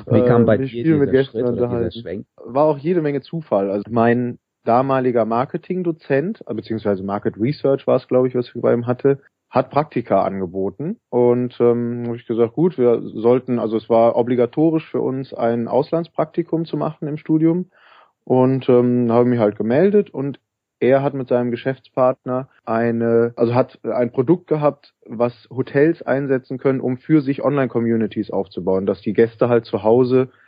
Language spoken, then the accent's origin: German; Cologne, North Rhine-Westphalia, Germany; also ich komme aus Köln ursprünglich, äh, bin hier aufgewachsen